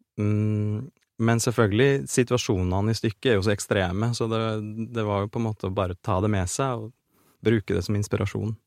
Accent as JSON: {"language": "Norwegian", "town": "Orkdal", "region": "Trøndelag", "country": "Norway", "tie": "born or raised there", "said": "på Orkdal videregående skole, der jeg vokste opp"}